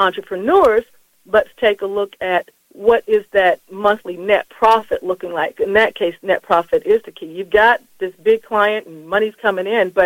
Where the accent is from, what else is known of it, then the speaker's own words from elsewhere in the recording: Colorado Springs, Colorado, United States; born and raised in Colorado Springs, Colorado